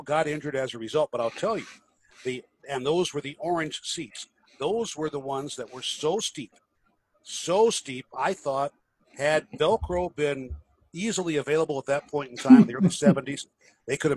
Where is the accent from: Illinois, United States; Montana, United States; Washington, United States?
Illinois, United States; now in Tennessee, United States; Illinois, which is even worse, my home state.